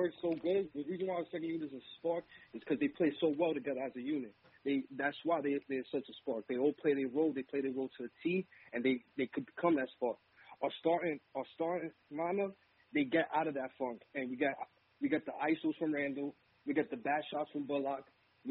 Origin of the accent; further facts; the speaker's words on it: New York City, New York, United States; I'm from the Bronx